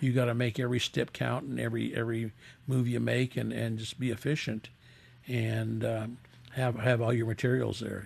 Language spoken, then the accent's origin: English; San Bernardino, California, United States; now in Las Vegas, United States; they started in, in, 1948 in San Bernardino, California, where we're from